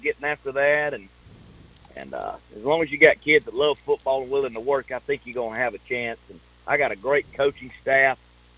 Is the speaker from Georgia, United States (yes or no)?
yes; Millen, Georgia, United States; Well, that's a long story. I'm originally from Millen, Georgia, Jenkins County, and I started out not in education.